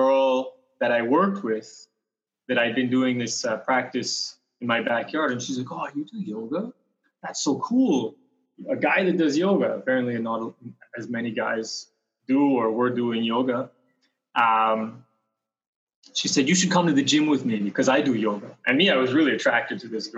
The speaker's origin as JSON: {"language": "English", "region": "British Columbia", "country": "Canada", "said": "I'm from Canada, originally from a small town in British Columbia, a little mountain town"}